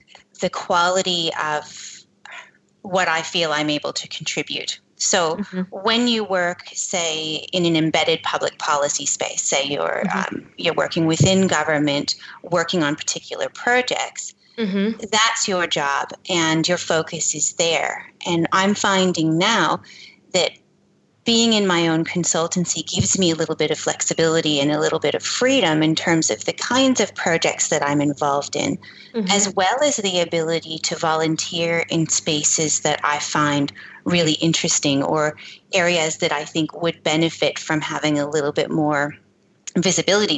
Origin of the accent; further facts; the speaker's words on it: Canada; accent: Canadian; moved away; I began my career in Canada. If you couldn't tell by my accent